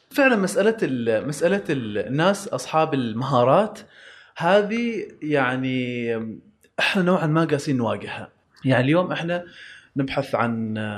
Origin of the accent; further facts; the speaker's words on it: Oman; عندنا في عمان